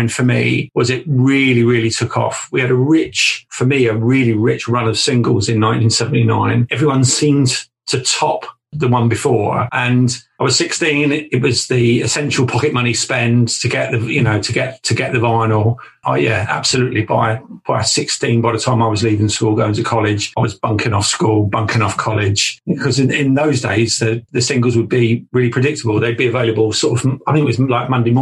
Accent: Southampton, South East England, United Kingdom; I grew up in Southampton

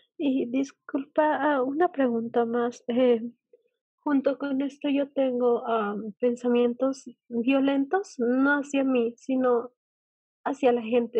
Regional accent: Bolivia; yo eh, de Bolivia

